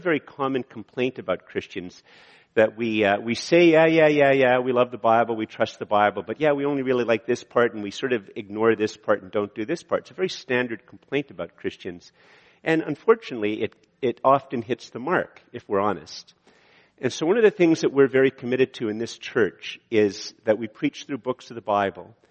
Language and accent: English; Canada; I'm a Canadian